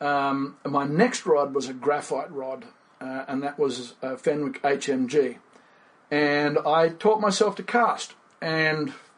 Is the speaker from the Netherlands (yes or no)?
no; Fiji; now in Australia; Born and raised in Fiji. In the tropics, grew up fishing